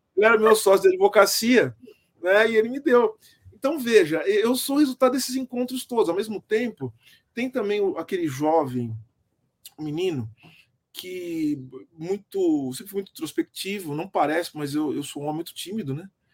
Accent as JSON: {"language": "Portuguese", "country": "Brazil", "said": "nós somos enquanto brasileiros"}